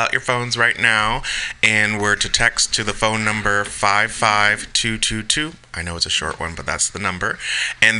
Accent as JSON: {"language": "English", "town": "San Francisco", "region": "California", "country": "United States", "tie": "born or raised there", "said": "San Francisco, where I was born"}